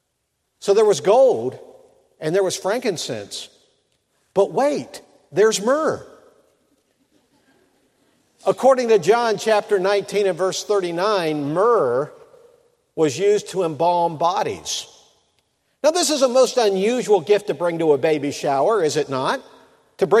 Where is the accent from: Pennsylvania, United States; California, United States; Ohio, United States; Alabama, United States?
Ohio, United States; Mansfield; my hometown in Mansfield, Ohio